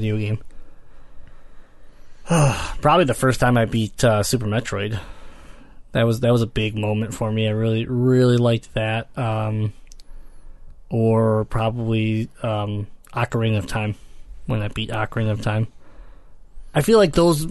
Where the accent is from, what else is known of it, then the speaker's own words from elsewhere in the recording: Michigan, United States; I'm from Michigan